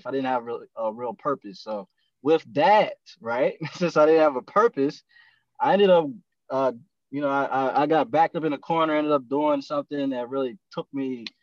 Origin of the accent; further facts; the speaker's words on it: Eastern Shore of Maryland, United States; now in Anne Arundel County, United States; where I'm from the Eastern Shore of Maryland. I kind of navigated my way over here to Anne Arundel County